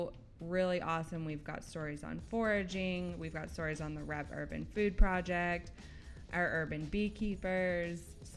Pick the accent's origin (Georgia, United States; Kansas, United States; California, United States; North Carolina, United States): North Carolina, United States; moved away as an adult; now in Birmingham, United States; So I grew up in North Carolina. I was born and raised there. I went to school there at Elon University